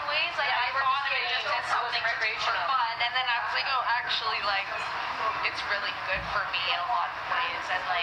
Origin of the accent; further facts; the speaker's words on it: Alberta, Canada; I'm from Alberta